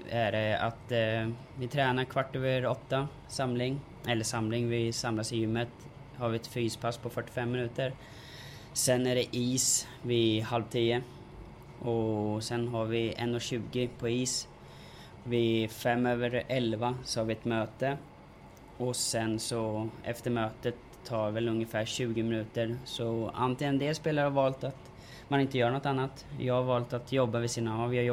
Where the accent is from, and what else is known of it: Norrköping, Östergötland, Sweden